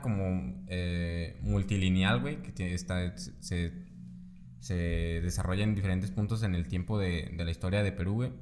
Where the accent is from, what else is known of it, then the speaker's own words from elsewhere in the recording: Mexico; somos mexicanos